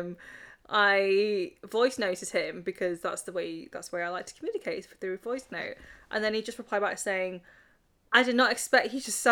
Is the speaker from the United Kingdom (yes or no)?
yes; Warrington, North West England, United Kingdom; I'm from Warrington